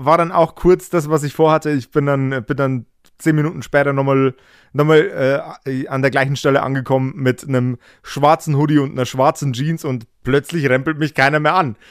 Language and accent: German; Regensburg area, Bavaria, Germany; ich komme ja aus dem Regensburger Umland